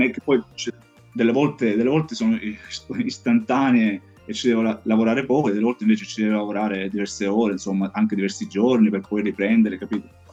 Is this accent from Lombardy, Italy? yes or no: no; Tusa, Sicily, Italy; moved away as an adult; now in Santa Croce sull'Arno, Italy; il mio paese d'origine è Tusa in provincia di Messina, adesso vivo a Santa Croce sull'Arno in provincia di Pisa